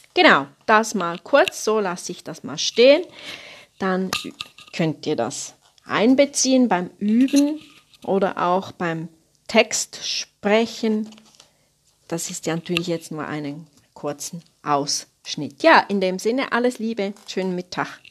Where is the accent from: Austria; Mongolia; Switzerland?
Switzerland; Bei uns in der Schweiz